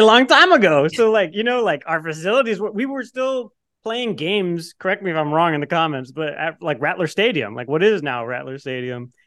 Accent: the Rio Grande Valley, Texas, United States; moved away; I'm from the Valley

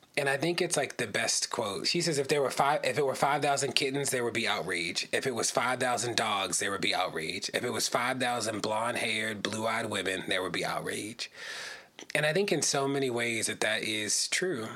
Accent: Baltimore, Maryland, United States; I live in Baltimore. I'm from Baltimore

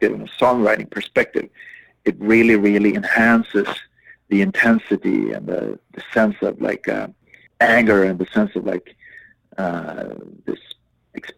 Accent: Umeå, Västerbotten County, Sweden; my hometown

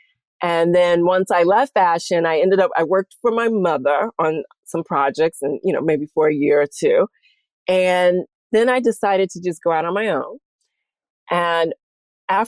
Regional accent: St. Louis, Missouri, United States; moved away as an adult; also born or lived in Houston, Texas / Rhode Island; now in New York, United States; I was born in Houston and I was raised in St. Louis. So I'm a Southern Midwestern girl

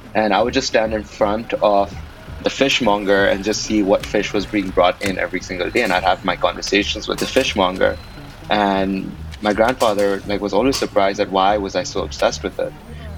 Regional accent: Karachi, Sindh, Pakistan; You know, growing up in Karachi in Pakistan, 2011 is a year that I'll talk about it being a super weird year.

